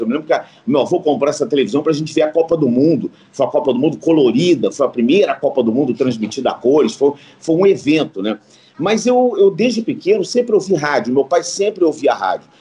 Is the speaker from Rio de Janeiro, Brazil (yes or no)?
yes; Rio de Janeiro, Brazil; eu sou de Copacabana, no Rio de Janeiro